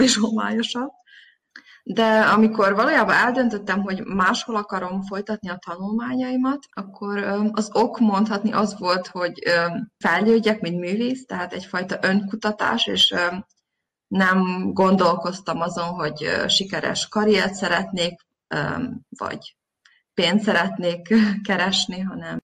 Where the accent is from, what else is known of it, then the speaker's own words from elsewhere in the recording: Zrenjanin, Vojvodina, Serbia; moved away as an adult; also born or lived in Novi Sad, Serbia; now in Berlin, Germany; Én Nagybecskereken születtem, és ott végeztem az általános iskolát, majd a gimnáziumot